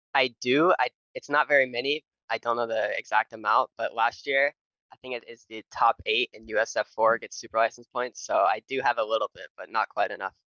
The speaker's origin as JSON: {"language": "English", "town": "Nashville", "region": "Tennessee", "country": "United States", "said": "I'm from Nashville, Tennessee"}